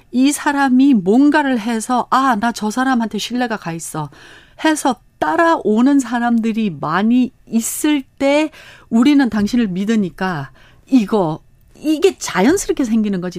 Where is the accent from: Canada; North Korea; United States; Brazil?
United States; Los Angeles, California; Korean is a second language; moved away as an adult; also born or lived in Korea; now in South Korea; 저희는 캘리포니아 LA에서 태어났습니다